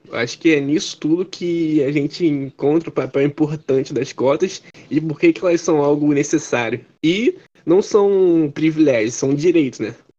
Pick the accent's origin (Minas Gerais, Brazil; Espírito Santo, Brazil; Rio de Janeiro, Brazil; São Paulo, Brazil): Rio de Janeiro, Brazil; eu moro na zona norte do Rio de Janeiro